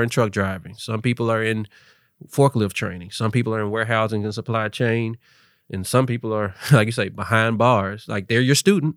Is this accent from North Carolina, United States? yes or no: no; Memphis, Tennessee, United States; also born or lived in Tallahassee, Florida; I knew what FedEx was just growing up in Memphis.